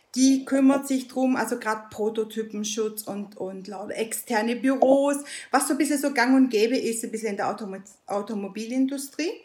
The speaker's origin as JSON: {"language": "German", "country": "Italy", "moved": "yes", "lives_now": "Germany", "said": "Ich bin Italienerin"}